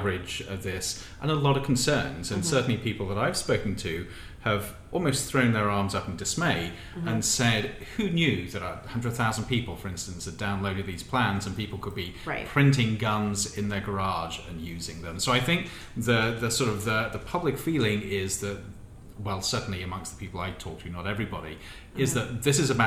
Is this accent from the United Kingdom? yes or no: yes; United Kingdom; now in United States; being a Brit